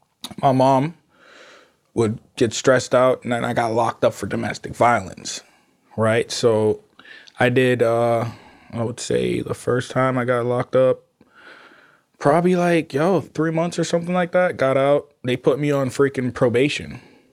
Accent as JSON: {"language": "English", "country": "Jamaica", "said": "Y'all, I'm Jamaican. That's like, you know what I mean? It's like a natural thing."}